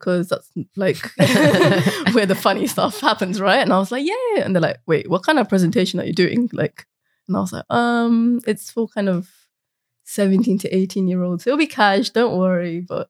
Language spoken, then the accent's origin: English; Croydon, London, United Kingdom